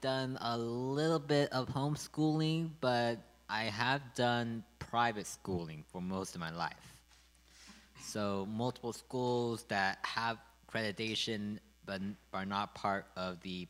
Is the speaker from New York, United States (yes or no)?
no; Sacramento, California, United States; I'm from Sacramento, California, in a little town called Natomas. It's a fun place.